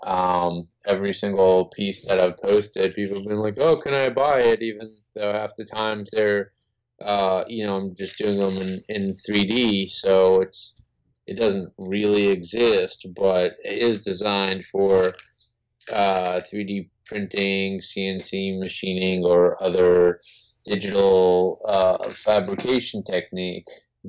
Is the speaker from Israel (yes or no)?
yes; Israel; We're Jewish. We're from Israel